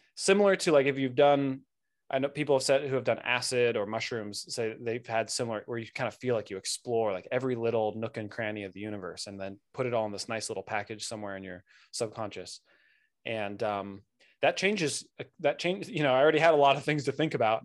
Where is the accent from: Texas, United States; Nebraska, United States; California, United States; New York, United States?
California, United States; Santa Barbara; I grew up in Santa Barbara, Southern California